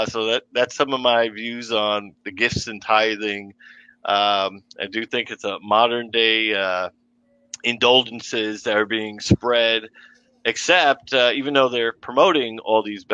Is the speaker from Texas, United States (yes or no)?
no; New York City, New York, United States; accent: intrusive R; growing up in Brooklyn, New York.